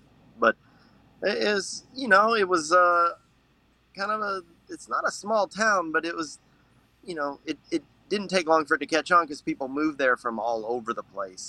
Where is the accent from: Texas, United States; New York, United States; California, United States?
Texas, United States; Odessa; now in Dallas, United States; I grew up in Odessa, Texas. That's where the oil comes from, if anybody doesn't know where that place is. It's out in West Texas. Nice and flat out there and deserty.